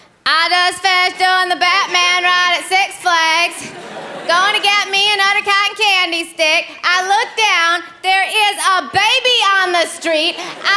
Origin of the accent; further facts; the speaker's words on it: Illinois, United States; So I'm from Illinois, thank you. I just went home to visit my family and I asked them, hey, are you guys planning on talking in those accents the whole time I'm home?